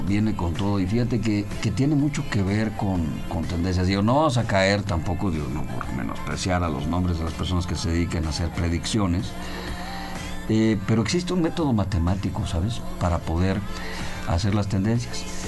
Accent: Mexico; como mexicanos

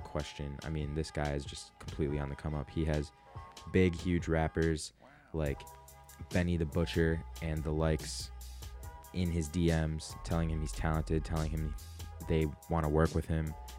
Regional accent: Oak Park, Illinois, United States; my hometown of Oak Park, Illinois

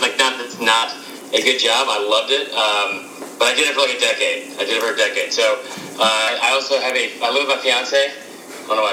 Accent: Atlanta, Georgia, United States; also born or lived in Stone Mountain, Georgia; growing up in Atlanta, going to games with Bobby Dodd

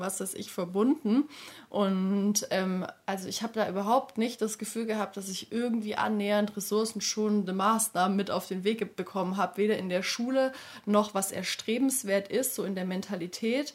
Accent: area around Stuttgart, Baden-Württemberg, Germany; Also ich komme aus der Ecke von Stuttgart

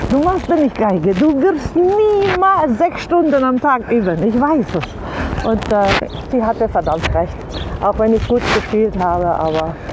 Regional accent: Baden-Württemberg, Germany; Italienerin, im Schwabenland aufgewachsen.

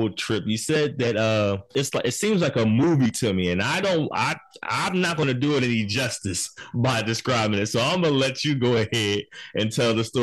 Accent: Philadelphia, Pennsylvania, United States; I'm from South Philly

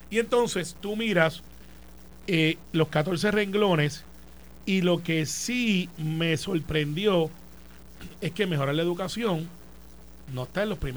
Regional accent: Puerto Rico; soy boricua

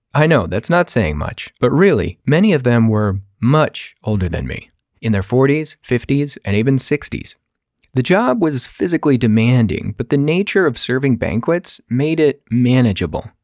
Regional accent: California, United States; moved away; also born or lived in Colorado; I was actually born and raised in California

